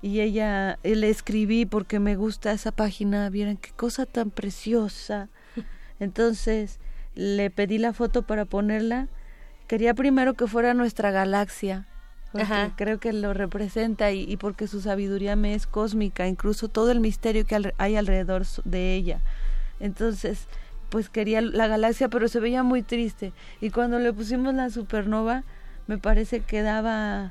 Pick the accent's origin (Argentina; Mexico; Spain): Mexico; tenemos como mexicanos